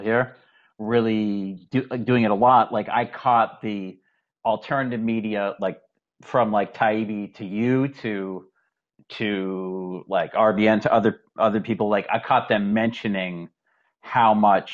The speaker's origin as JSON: {"language": "English", "region": "Massachusetts", "country": "United States", "tie": "born or raised there", "said": "my brother moved from Massachusetts where I grew up to Vermont"}